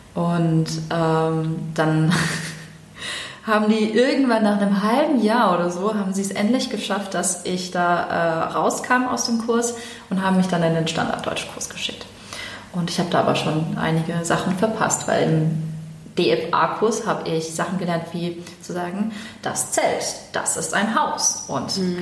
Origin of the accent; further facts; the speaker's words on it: Germany; bin ja in Deutschland geboren und ähm, als ich dann in die Grundschule kam